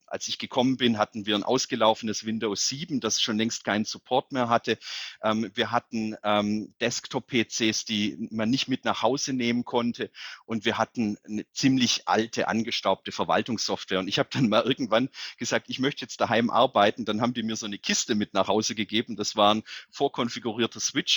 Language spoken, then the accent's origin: German; Calw, Baden-Württemberg, Germany; also born or lived in Netherlands; in meiner Heimatstadt der Job des OB frei geworden ist, habe ich mich beworben und bin jetzt nicht nur Oberbürgermeister der Stadt